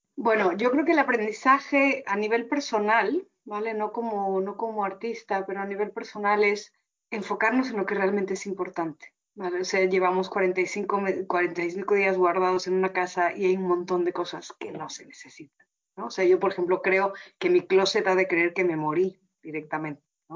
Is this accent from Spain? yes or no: no; Mexico; Uno como mexicano